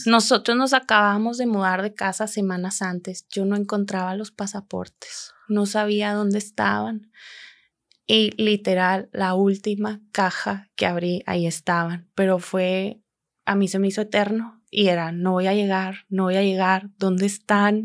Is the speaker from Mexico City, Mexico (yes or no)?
no; Monterrey, Nuevo León, Mexico; moved away as an adult; also born or lived in Germany; now in Chicago, United States; yo soy de aquí de Monterrey.